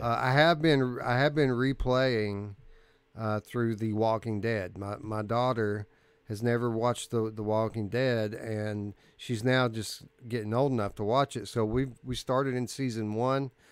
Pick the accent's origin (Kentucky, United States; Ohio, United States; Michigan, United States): Kentucky, United States; I'm from South